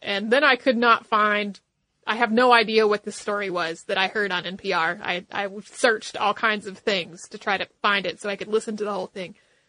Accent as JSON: {"language": "English", "town": "Bronx", "region": "New York", "country": "United States", "said": "I am a Latina from the Bronx, New York, and I have a great topic you ladies can talk about, the Young Lords."}